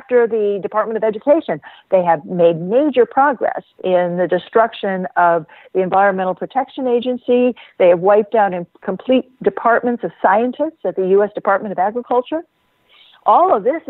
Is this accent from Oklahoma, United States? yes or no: yes; Stillwater, Oklahoma, United States; I grew up in Oklahoma, so I am familiar with the culture